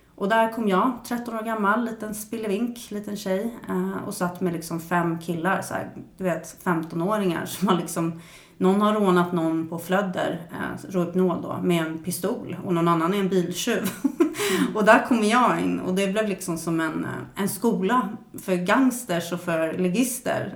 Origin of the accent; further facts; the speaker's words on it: Stockholm, Stockholm County, Sweden; jag växte upp på Södermalm i Stockholm